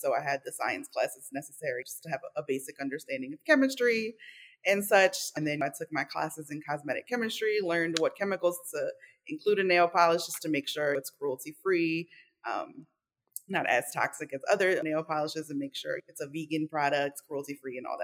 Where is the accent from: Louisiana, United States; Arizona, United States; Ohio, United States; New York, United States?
Louisiana, United States; New Orleans; I am from New Orleans, Louisiana, and I am the child of Cuban and Nicaraguan immigrants